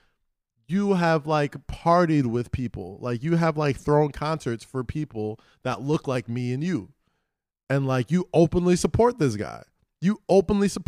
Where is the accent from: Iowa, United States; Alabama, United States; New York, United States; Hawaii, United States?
New York, United States; New York City; moved away as an adult; I grew up in Staten Island